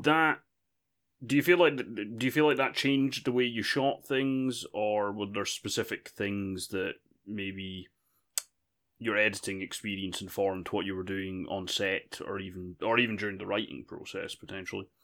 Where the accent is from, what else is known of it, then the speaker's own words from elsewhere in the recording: United Kingdom; I'm British